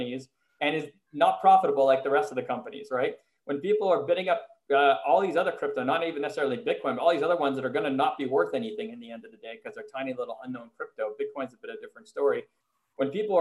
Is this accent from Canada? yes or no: yes; Montreal, Quebec, Canada; moved away as an adult; now in United States; I was living in the US, but I'm from Montreal